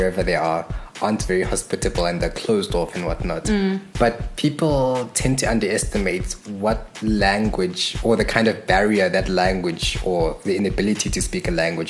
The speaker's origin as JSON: {"language": "English", "country": "Zimbabwe", "also_born_or_lived": "Johannesburg, South Africa", "moved": "yes", "said": "So I am originally from Zimbabwe. I was born there. Mm-hmm. And my family relocated to Johannesburg in 1993."}